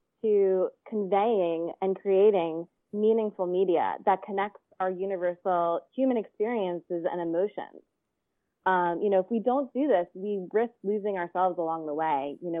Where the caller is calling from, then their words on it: Venice Beach, California, United States; I'm calling in from Venice Beach, California.